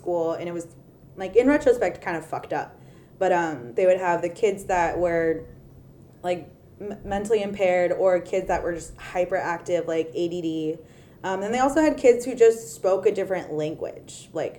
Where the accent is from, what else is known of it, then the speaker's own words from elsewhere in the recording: California, United States; moved away; if I were back in California